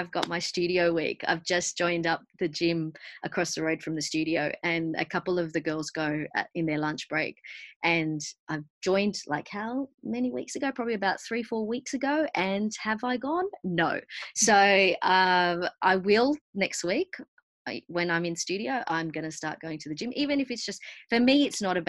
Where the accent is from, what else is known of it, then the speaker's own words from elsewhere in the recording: Argentina; growing up being South American, myself being Argentinian